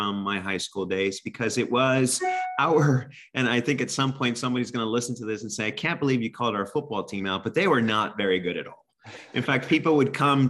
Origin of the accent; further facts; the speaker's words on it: Corpus Christi, Texas, United States; now in Pennsylvania, United States; I grew up in South Texas, right around the Corpus Christi area, very close to the Mexican border.